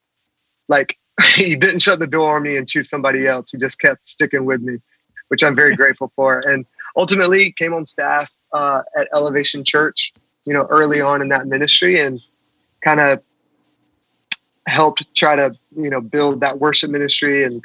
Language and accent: English; South Carolina, United States; I grew up in the church in South Carolina.